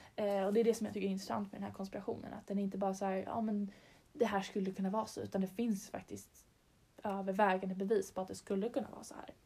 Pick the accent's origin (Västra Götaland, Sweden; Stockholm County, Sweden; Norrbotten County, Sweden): Stockholm County, Sweden; Stockholm; vi är två tjejer från Stockholm